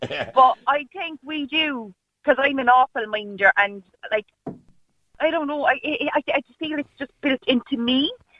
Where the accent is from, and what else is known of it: Ireland